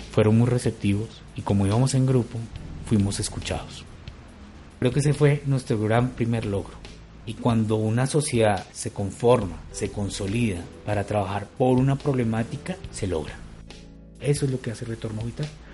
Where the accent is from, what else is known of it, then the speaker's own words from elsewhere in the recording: Bogotá, Colombia; Yo soy de Bogotá